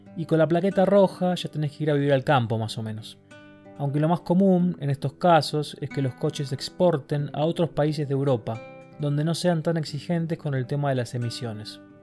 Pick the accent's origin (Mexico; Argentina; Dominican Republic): Argentina; moved away as an adult; also born or lived in Germany